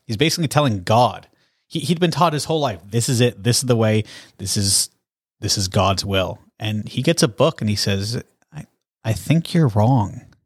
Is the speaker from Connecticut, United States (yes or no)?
yes; Connecticut, United States; now in Salem, United States; I grew up in Connecticut